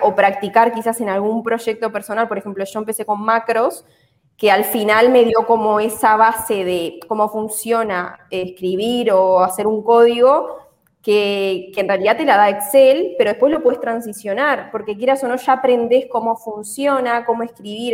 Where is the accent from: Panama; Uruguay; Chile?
Uruguay; moved away as an adult; now in Spain; soy de Uruguay y estudié contabilidad en Uruguay